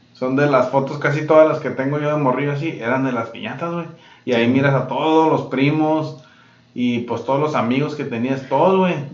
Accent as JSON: {"language": "Spanish", "country": "Mexico", "tie": "born or raised there", "moved": "yes", "lives_now": "United States", "said": "las piñatas de cuando crecimos, güey, en México"}